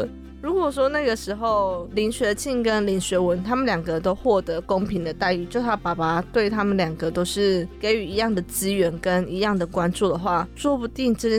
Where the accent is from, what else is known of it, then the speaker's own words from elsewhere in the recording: Fengyuan, Taichung, Taiwan; 因为我是在丰原长大的嘛，我就读丰原高中。